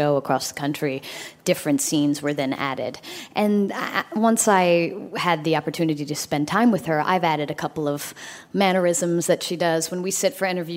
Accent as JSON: {"language": "English", "region": "South Carolina", "country": "United States", "tie": "born or raised there", "said": "I grew up in South Carolina"}